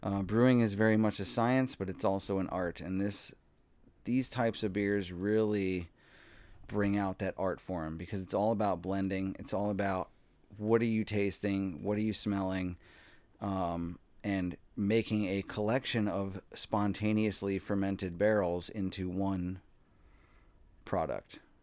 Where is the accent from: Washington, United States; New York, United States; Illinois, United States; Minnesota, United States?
Minnesota, United States; Eagan; I'm from Eagan, uh, and I was very excited for the opportunity to get a job at a brewery in my hometown